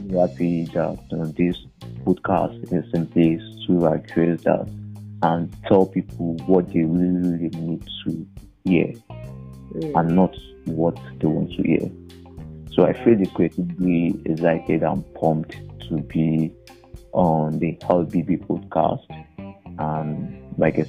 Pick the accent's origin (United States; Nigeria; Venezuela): Nigeria; I pride in being Nigerian.